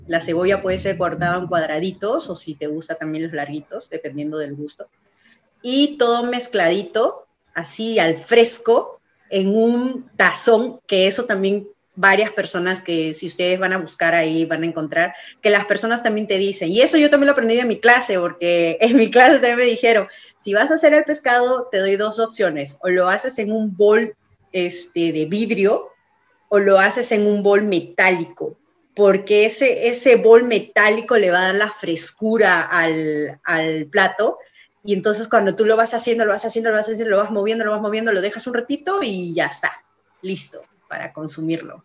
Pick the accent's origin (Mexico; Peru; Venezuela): Peru; moved away as an adult; now in California, United States; nosotros nos identifica como peruanos